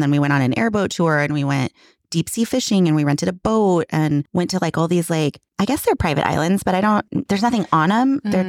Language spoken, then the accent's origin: English; California, United States; I grew up in California.